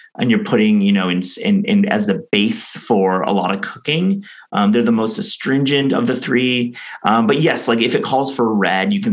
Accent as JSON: {"language": "English", "region": "West Michigan", "country": "United States", "tie": "born or raised there", "said": "I grew up in West Michigan"}